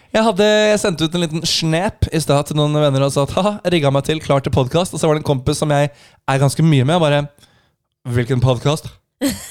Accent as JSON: {"language": "Norwegian", "country": "Norway", "said": "som nordmann"}